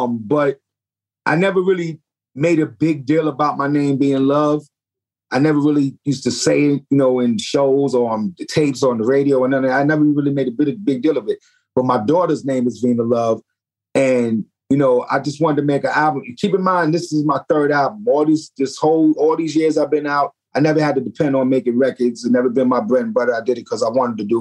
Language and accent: English; New York City, New York, United States; I come from the Bronx. I come from the good part of the Bronx, of Kingsbridge